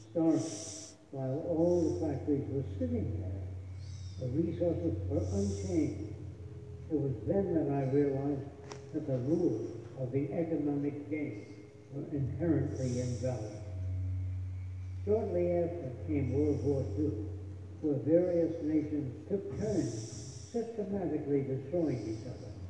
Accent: New York City, New York, United States; growing up in New York City, I'm a huge pleasure reading to apply.

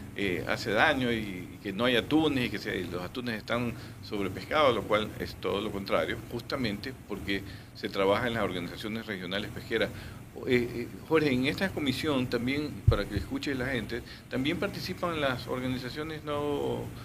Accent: Guayaquil, Guayas, Ecuador; como guayaquileños

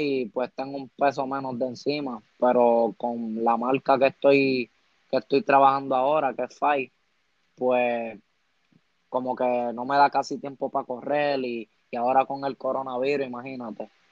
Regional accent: San Juan, Puerto Rico; Pues tengo 17 años

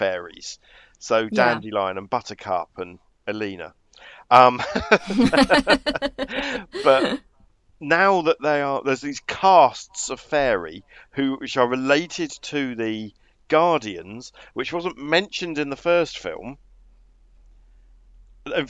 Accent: United Kingdom; as a British football fan

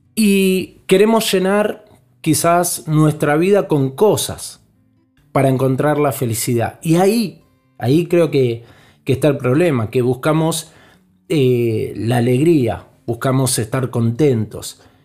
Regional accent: Argentina; como somos nosotros, los argentinos

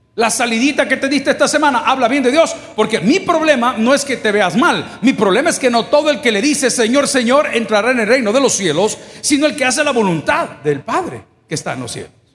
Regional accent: El Salvador; mi país, El Salvador

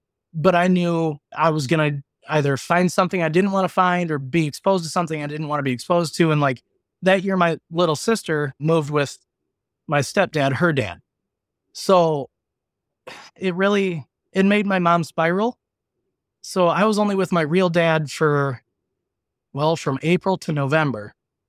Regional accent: Lynxville, Wisconsin, United States; I went back to my hometown area, which is Lynxville, Wisconsin. It's 124 people. There's 3 bars.

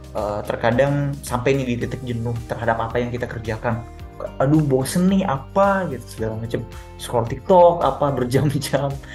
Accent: South Sulawesi, Indonesia; kita dari timur ya, kita dari Sulsel

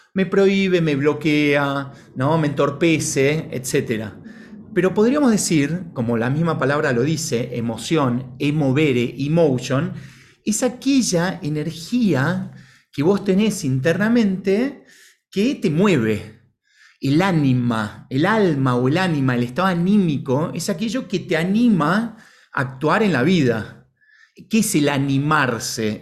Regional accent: Buenos Aires, Argentina; sea eh, Buenos Aires en el caso mío

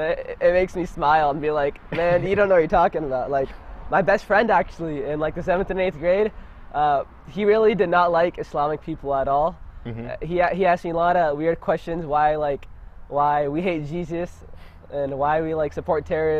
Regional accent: Ohio, United States; I actually grew up in like, it's not common here, but I grew up in Ohio. And it was like a Muslim neighborhood, kind of.

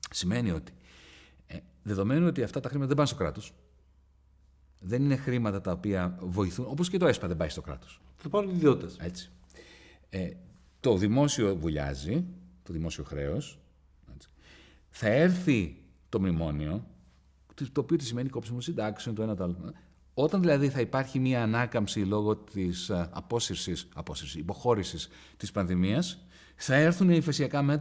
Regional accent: Greece; Ξέρεις, είμαι από τους Έλληνες οικονομολόγους, πρέπει να είμαι ίσω ο πρώτο που μίλησε για ευρωομόλογο.

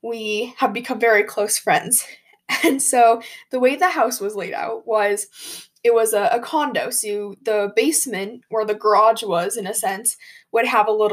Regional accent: Colorado, United States; I'm from Colorado, and if you didn't know, we like to ski, and we have mountains

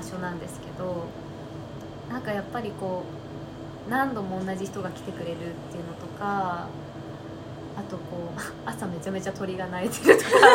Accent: Tokyo, Japan; moved away; 私東京生まれ東京育ちなんですけど

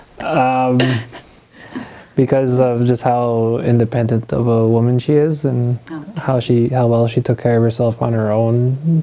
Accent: Sudbury, Ontario, Canada; also born or lived in Moose Factory, Ontario; I was born and raised in Moose Factory, Ontario. I I was I lived there until I was nine years old, and when I was nine, I, in 2001, I moved here to Sudbury, Ontario

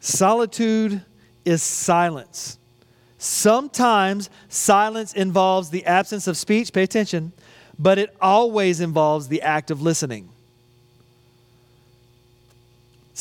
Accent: United States; accent: American; my American accent

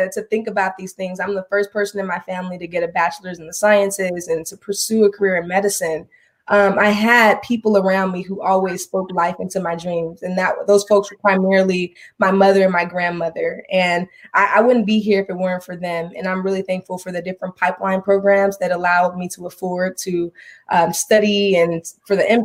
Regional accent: Los Angeles, California, United States; I'm originally from Los Angeles, California, and I was raised by this amazing woman

